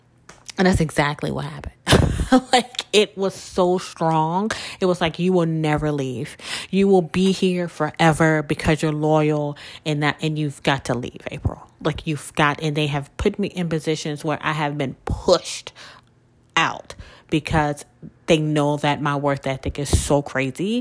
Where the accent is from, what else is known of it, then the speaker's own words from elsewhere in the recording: Mississippi, United States; now in Louisiana, United States; I'm originally from Mississippi, but Louisiana is where my work history, my adult life has been